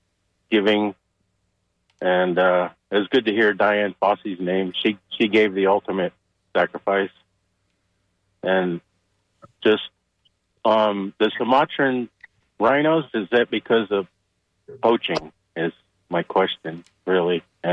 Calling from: St. Petersburg, Florida, United States

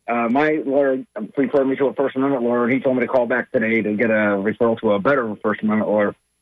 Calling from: Dunedin, Florida, United States; I'm calling from Dunedin, or actually Dunedin, because the cool people live in Dunedin and all the snobs live in Dunedin.

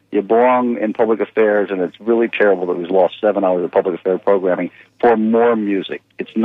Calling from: Land O'Lakes, Florida, United States; from Land O'Lakes.

